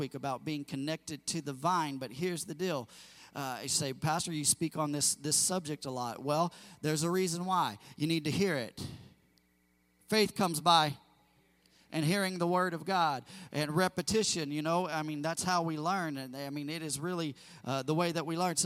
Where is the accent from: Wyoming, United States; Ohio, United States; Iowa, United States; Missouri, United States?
Missouri, United States; also born or lived in California; now in Indiana, United States; I grew up in Missouri prior to that in the Midwest